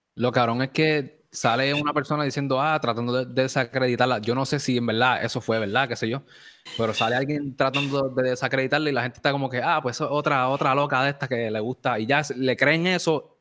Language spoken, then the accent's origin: Spanish; Morovis, Puerto Rico; Yo también soy de Morovi también